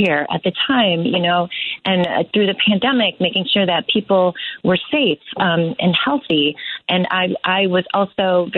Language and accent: English; Chicago, Illinois, United States; I was born on Chicago's South Side to nurses who were who came here from the Philippines as nurses